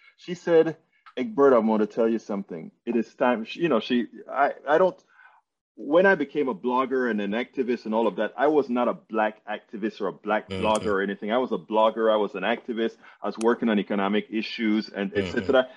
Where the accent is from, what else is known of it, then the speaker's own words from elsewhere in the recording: Panama; I'm from Panama, Central America